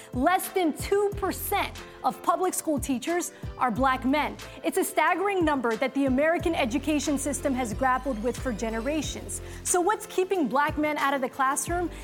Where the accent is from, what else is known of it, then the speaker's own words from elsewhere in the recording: Somalia; now in United States; I'm an immigrant from Somalia, went through the refugee process as well